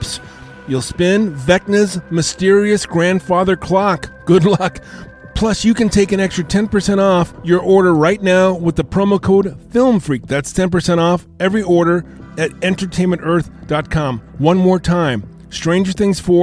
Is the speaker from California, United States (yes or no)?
yes; Covina, California, United States; I'm from Covina.